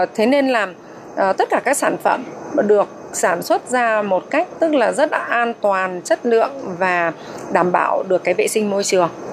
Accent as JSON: {"language": "Vietnamese", "country": "Vietnam", "moved": "yes", "lives_now": "Taiwan", "said": "người Việt mình"}